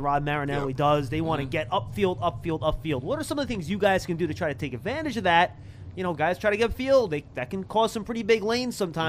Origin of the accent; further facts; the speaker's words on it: New York City, New York, United States; I'm from Brooklyn, man.